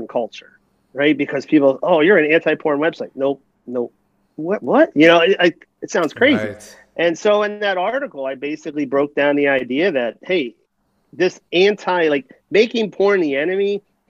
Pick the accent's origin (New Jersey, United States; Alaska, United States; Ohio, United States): New Jersey, United States; I'm from New Jersey.